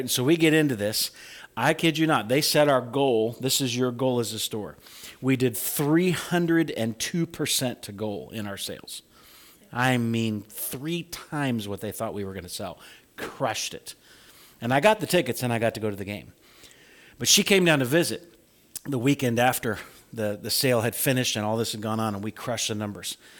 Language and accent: English; Farmer City, Illinois, United States; moved away; growing up in Farmer City